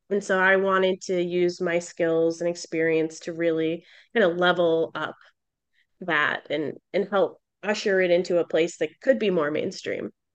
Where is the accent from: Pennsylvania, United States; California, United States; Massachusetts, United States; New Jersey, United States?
Massachusetts, United States; Boston; I'm from Boston